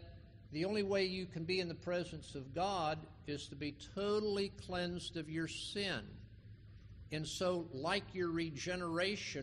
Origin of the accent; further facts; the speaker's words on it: West Palm Beach, Florida, United States; I grew up in West Palm Beach